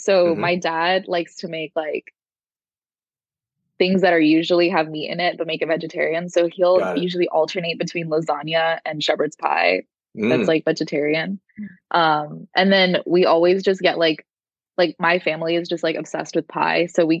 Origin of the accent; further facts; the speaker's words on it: Midwest, United States; I am also from the Midwest, right?